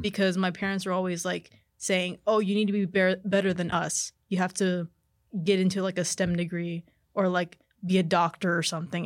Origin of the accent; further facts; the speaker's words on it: McAllen, Texas, United States; also born or lived in Edinburg, Texas / Mercedes, Texas; I was raised in McAllen, I went to high school in Mercedes